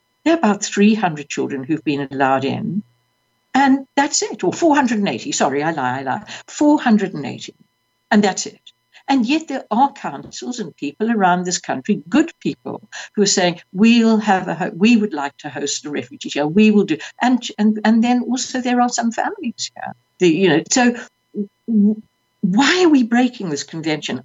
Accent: South Africa; moved away as an adult; I was 21. I was seeking refuge from South Africa.

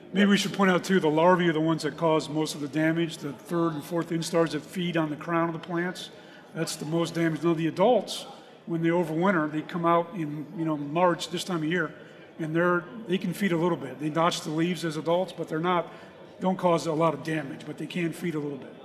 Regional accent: Raleigh, North Carolina, United States; I'm from Raleigh, North Carolina

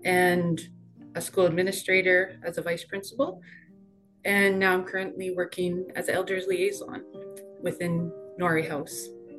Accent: Lynn Lake, Manitoba, Canada; also born or lived in Gillam, Manitoba / Cranberry Portage, Manitoba; I grew up in Lynn Lake, Manitoba. That's where I was born and raised.

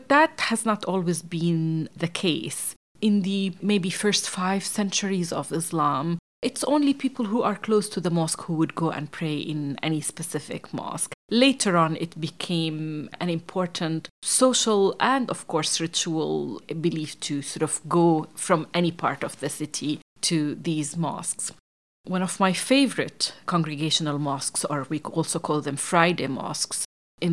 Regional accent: Jordan; I grew up in Jordan in the Middle East

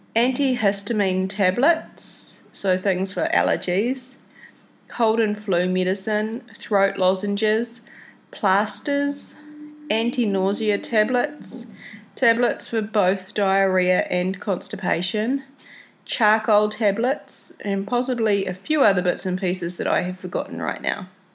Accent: New Zealand; I was in New Zealand, before I left home to head over here to South America. So, on the three hour drive from my hometown to the airport

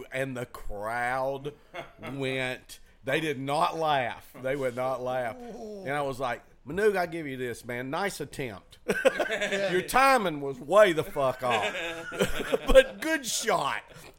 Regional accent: the South, United States; accent: Southern; Do you understand what I'm saying with my Southern accent?

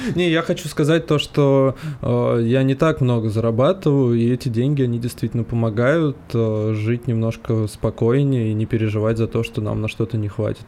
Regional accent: Moscow, Russia; мы москвичи

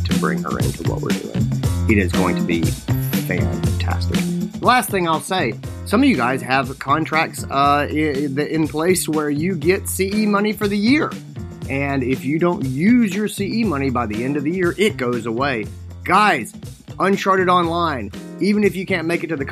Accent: Greenville, South Carolina, United States; It's in my hometown. It's Greenville, South Carolina.

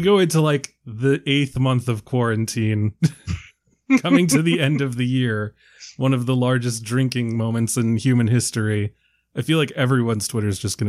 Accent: New Yorker, United States; moved away; also born or lived in Maryland; As a New Yorker

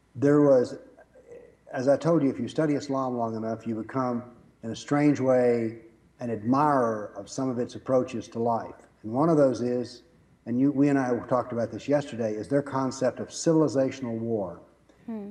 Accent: the South, United States; I was raised in the South

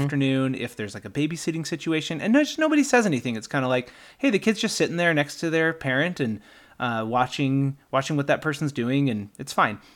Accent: Utah, United States; moved away; also born or lived in Iowa / Kentucky; when we moved back to Utah from Iowa and Kentucky, where we had spent some time

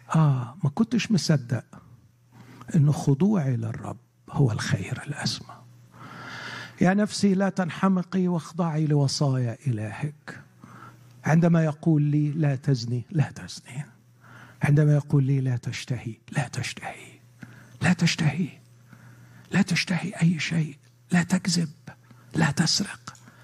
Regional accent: Egypt; عندنا في مصر

